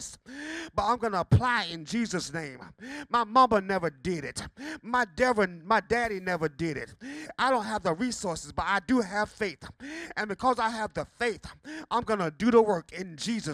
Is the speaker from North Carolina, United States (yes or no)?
yes; Bertie County, North Carolina, United States; As a child growing up in Pinewood Chapel Church on Highway 13 in Bertie County